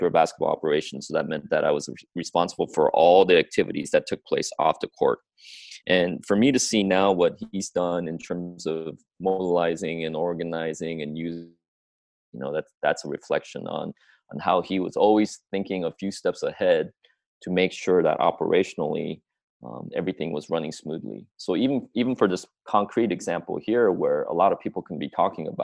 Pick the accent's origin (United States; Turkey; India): United States; Springfield, Oregon; growing up in Springfield, Oregon